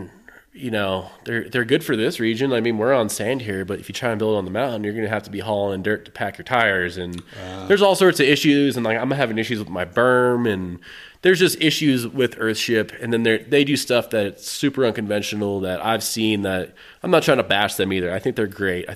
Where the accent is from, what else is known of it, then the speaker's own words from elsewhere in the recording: Boston, Massachusetts, United States; now in Crestone, United States; I was like in bands growing up in Boston